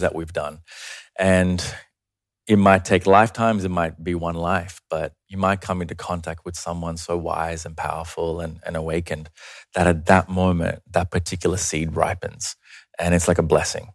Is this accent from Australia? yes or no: yes; Australia; also born or lived in Sri Lanka; I was born there, but I migrated to Australia when I was five